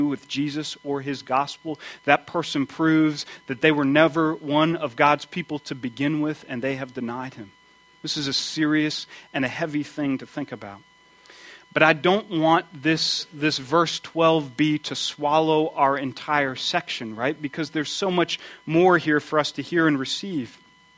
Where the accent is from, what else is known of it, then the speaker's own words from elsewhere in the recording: United States; I grew up outside of Washington, D.C., near the railroad tracks.